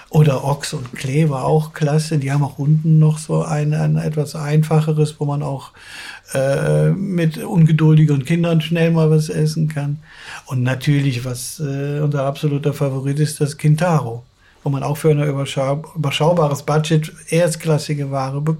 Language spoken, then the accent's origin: German; Cologne, North Rhine-Westphalia, Germany; dann ist man auch mal gerne mal als Kölner für eine kurze Zeit Tourist